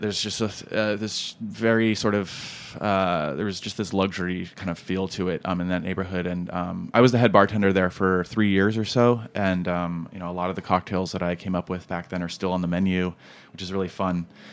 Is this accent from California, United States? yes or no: yes; California, United States; now in Brooklyn, United States; I was born in California, which is true.